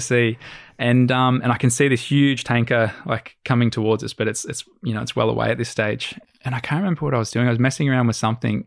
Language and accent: English; Australia; we're Aussie